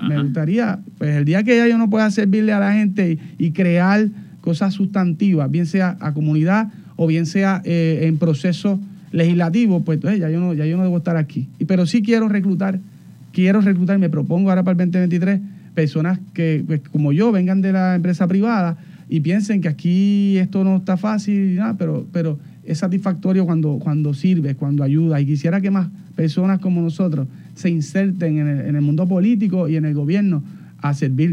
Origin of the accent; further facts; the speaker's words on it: Barranquitas, Puerto Rico; Yo me crié en, Barranquita, en Palo Hincado